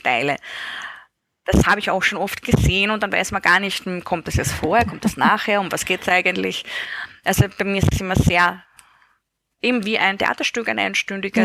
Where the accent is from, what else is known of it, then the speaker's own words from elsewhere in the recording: Styria, Austria; in der Steiermark, da wo ich aufgewachsen bin.